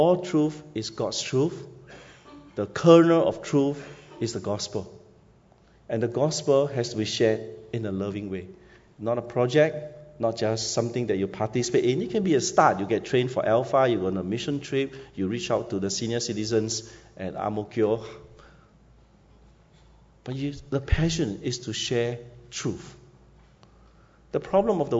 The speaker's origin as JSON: {"language": "English", "country": "Singapore", "also_born_or_lived": "Yunnan, China", "moved": "as an adult", "said": "I'm from Siglap Secondary School"}